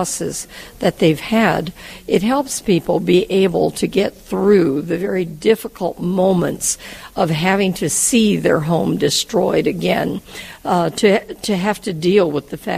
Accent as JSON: {"language": "English", "country": "United States", "said": "I'm from the United States"}